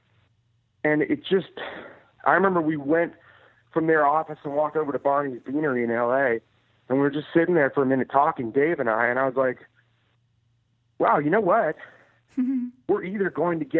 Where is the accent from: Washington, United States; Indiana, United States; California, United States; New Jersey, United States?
California, United States; Oakland; I grew up in Oakland